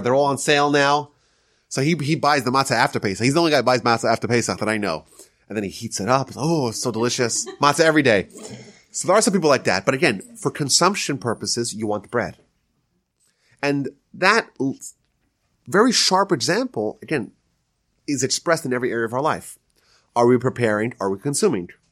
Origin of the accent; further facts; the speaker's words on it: Northeast, United States; now in Houston, United States; I'm from the, I'm from the Northeast